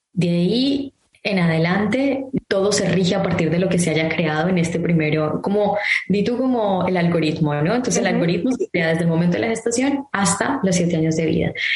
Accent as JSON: {"language": "Spanish", "country": "Colombia", "moved": "yes", "said": "yo soy colombiana"}